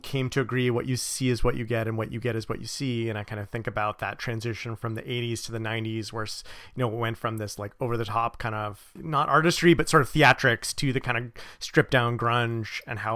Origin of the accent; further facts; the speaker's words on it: Bay Area, California, United States; I grew up in the Bay Area